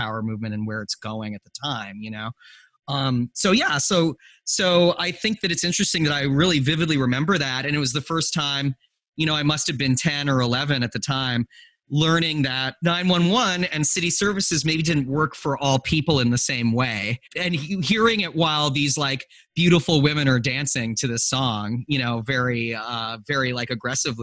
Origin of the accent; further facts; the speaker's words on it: Western Canada, Canada; I was growing up in Western Canada in a really, really white environment